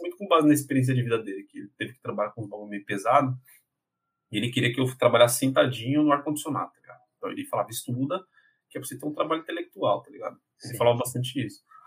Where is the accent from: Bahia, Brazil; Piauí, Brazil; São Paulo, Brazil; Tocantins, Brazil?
São Paulo, Brazil; Eu nasci, cresci em um bairro de periferia de São Paulo, né? São Paulo uhum. capital. Então eu sou do Jardim Apurá